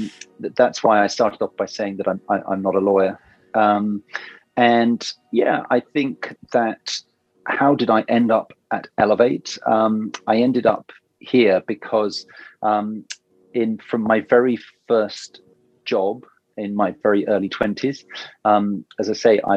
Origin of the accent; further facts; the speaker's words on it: Oxford, South East England, United Kingdom; I grew up in Oxford, where there's obviously a very famous university